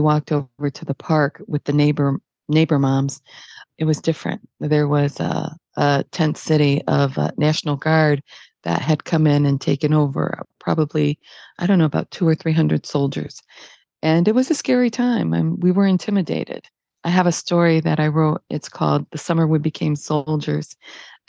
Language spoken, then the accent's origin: English; Detroit, Michigan, United States; I was born in Detroit